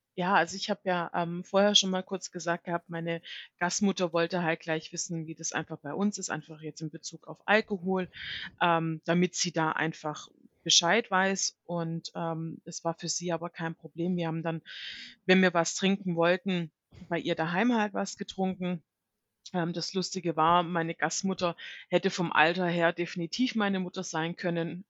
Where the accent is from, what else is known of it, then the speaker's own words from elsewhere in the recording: Germany; also born or lived in United States; bei uns in Deutschland